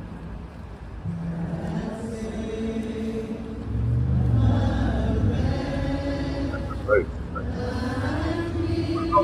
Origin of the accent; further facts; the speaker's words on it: London, United Kingdom; as a Londoner